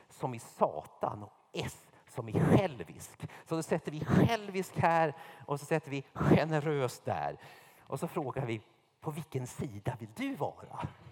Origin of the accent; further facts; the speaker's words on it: Sweden; also born or lived in United States / Märsta; alla av oss var så här medelklass-svenskar